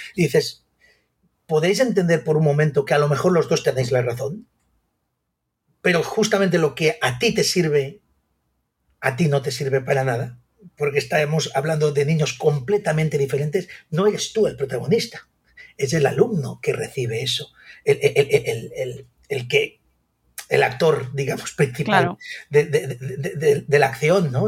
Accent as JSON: {"language": "Spanish", "town": "Sant Carles de la Ràpita", "region": "Catalonia", "country": "Spain", "tie": "born or raised there", "said": "soy nacido en San Carles de la Rápida"}